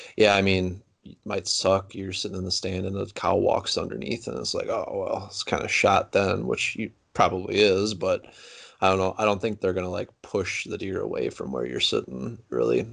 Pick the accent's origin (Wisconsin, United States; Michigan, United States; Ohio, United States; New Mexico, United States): Wisconsin, United States; Platteville; I'm from Platteville, Wisconsin, uh, southwest corner of Wisconsin